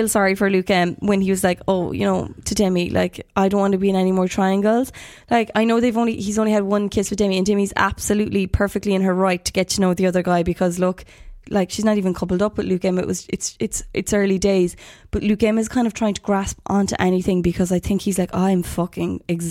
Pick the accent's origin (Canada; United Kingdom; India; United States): United Kingdom; Manchester, North West England; Callum was great at the beginning because we're both from Manchester and I was like, there's a connection